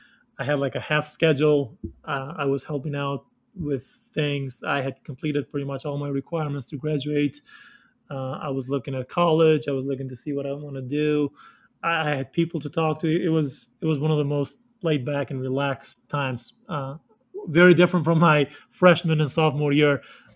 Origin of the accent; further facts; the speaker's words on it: Kosovo; now in Denver, United States; going from a small town, like I said, that I grew up in Kosovo, to go into a big city like Denver